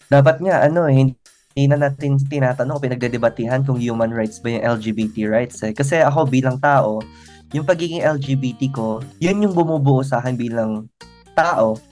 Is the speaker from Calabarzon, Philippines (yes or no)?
yes; Calabarzon, Philippines; moved away; Tuwing umuwi ako sa Cavite